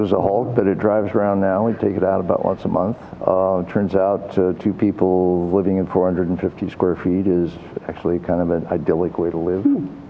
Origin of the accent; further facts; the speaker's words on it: Midwest, United States; also born or lived in California; now in Bay Area, California, United States; I grew up in the Midwest, migrated to California, never left. I studied ecology and evolution at Stanford and stayed in the Bay Area. I live on a tugboat now.